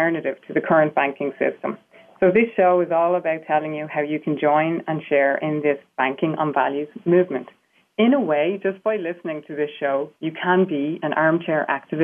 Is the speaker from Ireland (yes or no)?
yes; Ireland; accent: Irish; I'm sure you can hear I have an Irish accent. So the fact that I'm Irish